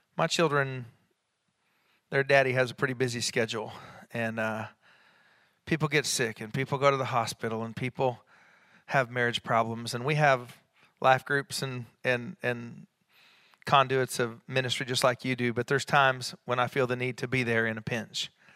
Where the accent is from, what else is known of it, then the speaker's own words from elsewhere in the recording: Enid, Oklahoma, United States; when I was a child growing up in Enid, Oklahoma